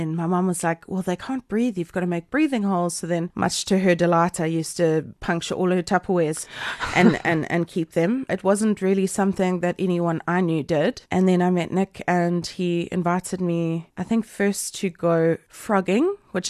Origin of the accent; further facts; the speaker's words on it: Durban, KwaZulu-Natal, South Africa; Born in 1992. Yeah. I'm a 92 baby. I grew up in like Glen Hills in Durban North, so we didn't get a lot of snakes there